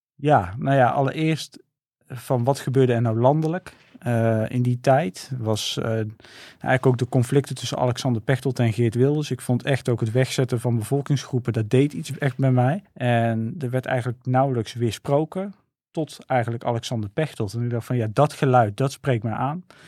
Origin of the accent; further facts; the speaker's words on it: 's-Hertogenbosch, North Brabant, Netherlands; ik ben geboren en getogen in Den Bosch.